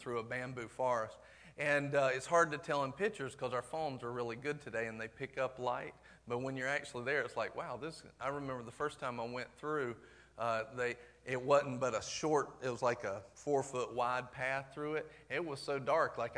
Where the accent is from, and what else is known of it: the South, United States; accent: southern